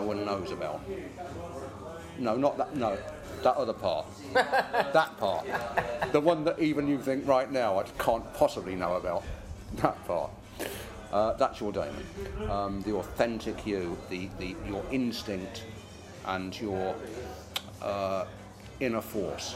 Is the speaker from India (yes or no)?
no; Northampton, East Midlands, United Kingdom; My hometown is Northampton